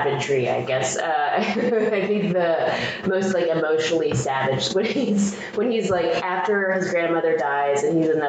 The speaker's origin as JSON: {"language": "English", "town": "Atlanta", "region": "Georgia", "country": "United States", "said": "I'm from Atlanta"}